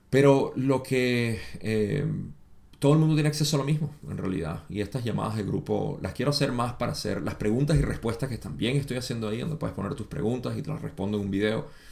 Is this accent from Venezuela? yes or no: yes; Venezuela; moved away as an adult; now in United States; yo, aunque nací en los Estados Unidos, me crié en Venezuela desde los 5 años hasta los 23 que me vine de nuevo